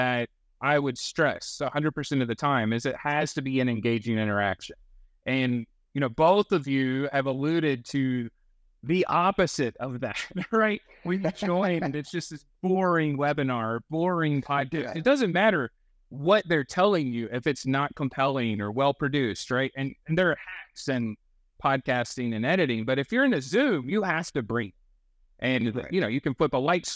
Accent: North Carolina, United States; I'm from North Carolina

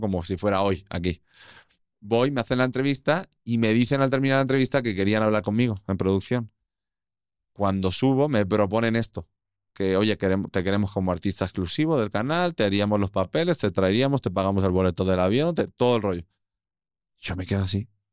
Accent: Albacete, Castilla-La Mancha, Spain; moved away as an adult; also born or lived in Castellón / Madrid / Panama; now in Mexico; Nací en Albacete, crecí ahí, ha sido mi vida

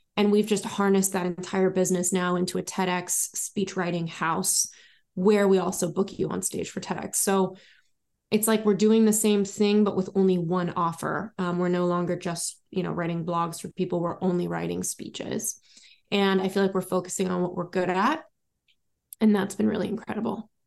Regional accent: Los Angeles, California, United States; moved away; also born or lived in Paris / London / New York / Miami; I was born in the Valley in Los Angeles, California, and I've lived many, many places since then

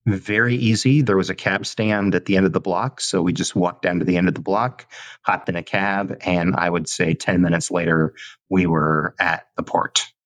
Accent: Southern California, United States; moved away; a kid growing up in Southern California

